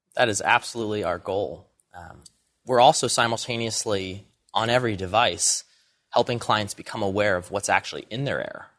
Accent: Allentown, Pennsylvania, United States; I grew up in Allentown, Pennsylvania, sort of a small city

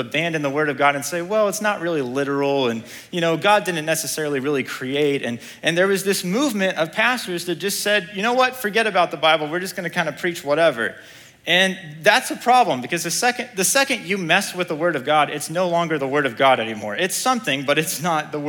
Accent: United States; I'm an American

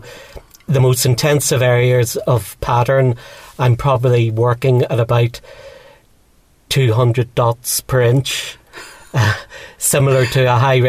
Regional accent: Dublin, Leinster, Ireland; also born or lived in Belfast; now in Donaghadee, United Kingdom; I was born in Belfast and brought up for the first part of my life in Dublin, and then moved back north of Ireland to a little place called Donaghadee, which is a small seaside town with a harbour and some fishing boats.

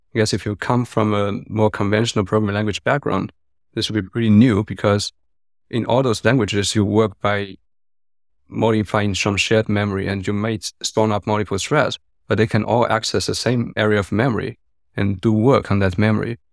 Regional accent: China; also born or lived in Hong Kong; now in Berlin, Germany; I grew up in China and I lived in Hong Kong, but I've been in Berlin for six to seven years already.

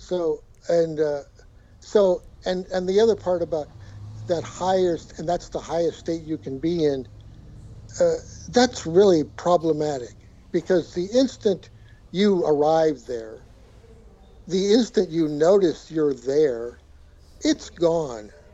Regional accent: Colorado, United States; also born or lived in Boulder, Colorado; now in San Francisco, United States; I grew up in Colorado and lived in Boulder forever

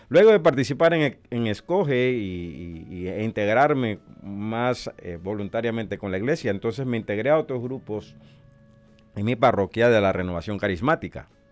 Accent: Panama; moved away as an adult; also born or lived in El Salvador / Honduras / Nicaragua / Puerto Rico; now in Omaha, United States; nacido en Panamá

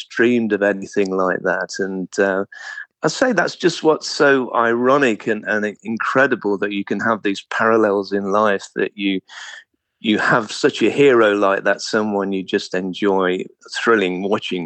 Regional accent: Mountsorrel, East Midlands, United Kingdom; I grew up in a very small village called Mount Sorrel, which is near to Loughborough in Leicestershire, in the East Midlands, so the middle of England

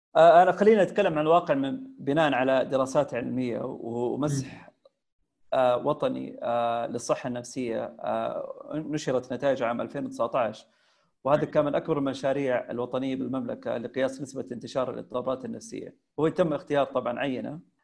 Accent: Taif, Makkah Province, Saudi Arabia; توجهت الى مسقط راسي اللي هي مدينه الطائف

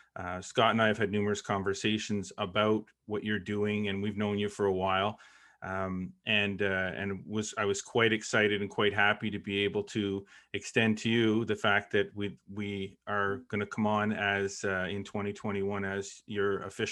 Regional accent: Brockville, Ontario, Canada; also born or lived in Kingston; I'm originally from Brockville, but I lived half my life in Kingston, and my younger brother played on the St. Lawrence Junior tour

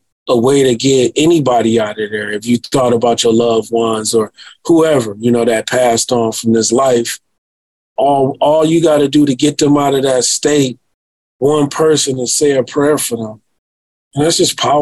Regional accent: Detroit, Michigan, United States; I am from Detroit.

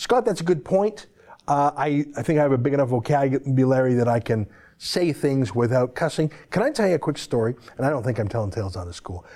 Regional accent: Canada; as a Canadian

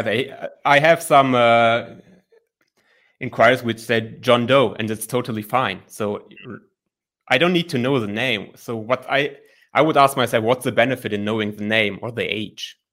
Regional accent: Germany; I'm from Germany, twenty-nine years old, and I'm a licensed psychologist here in Germany

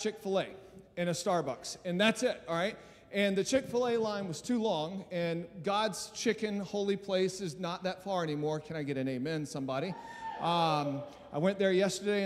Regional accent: Albany, New York, United States; I'm from Albany, New York.

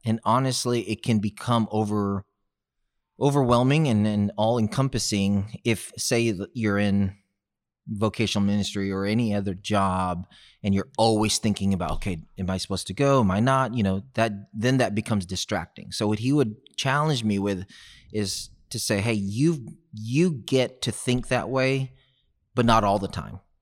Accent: Houston, Texas, United States; growing up in South West Houston

